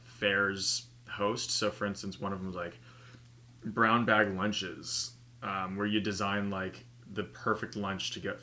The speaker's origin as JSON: {"language": "English", "town": "Deming", "region": "Washington", "country": "United States", "tie": "born or raised there", "also_born_or_lived": "Florida / Bellingham, Washington / Seattle, Washington", "said": "When I was 5, my parents bought a farm in Deming, Washington"}